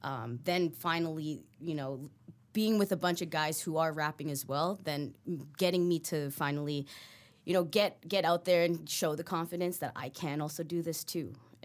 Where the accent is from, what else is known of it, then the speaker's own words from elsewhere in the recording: Philippines; Well, I actually I'm Filipino, so I grew up in a household with a lot of karaoke